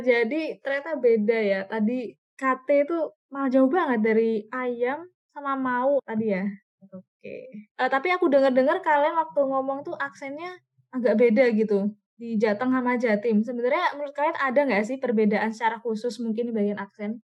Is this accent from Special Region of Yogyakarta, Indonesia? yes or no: yes; Yogyakarta, Special Region of Yogyakarta, Indonesia; asalku dari Yogyakarta